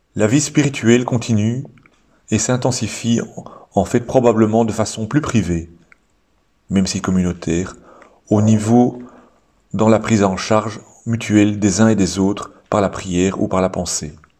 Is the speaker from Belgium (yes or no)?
yes; Belgium; chez nous en Belgique